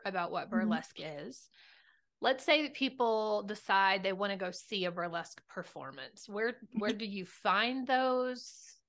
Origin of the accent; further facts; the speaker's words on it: Hot Springs, Arkansas, United States; I'm from Hot Springs, and so is my partner Scott.